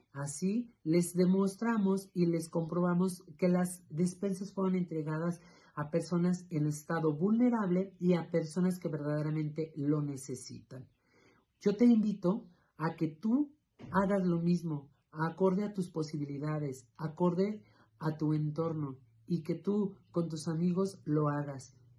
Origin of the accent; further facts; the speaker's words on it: Río Grande, Zacatecas, Mexico; soy originario de Río Grande, Zacatecas